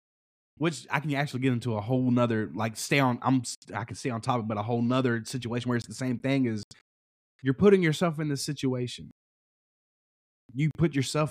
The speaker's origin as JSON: {"language": "English", "region": "Kentucky", "country": "United States", "tie": "born or raised there", "said": "growing up in Kentucky, as a young kid"}